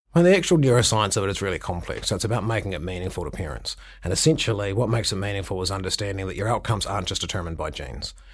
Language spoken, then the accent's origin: English; Milton, Otago, New Zealand; moved away; I grew up in Milton.